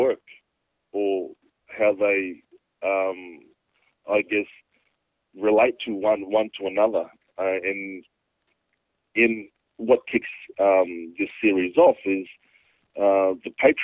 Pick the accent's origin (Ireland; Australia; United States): Australia; Cairns, Queensland; also born or lived in Torres Strait Islands; I grew up in Cairns and in the Torres Straits as well